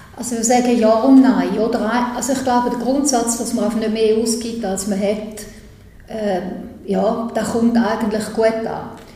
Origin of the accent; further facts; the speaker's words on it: St. Gallen, Switzerland; ich komme ja aus dem Kanton St. Gallen